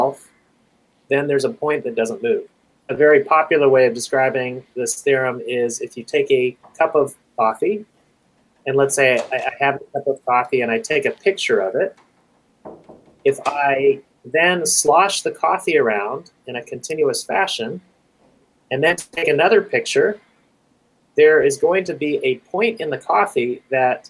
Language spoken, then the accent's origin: English; Kingsville, Texas, United States; also born or lived in Southern California; now in California, United States; I am a displaced Texan from a small town in South Texas called Kingsville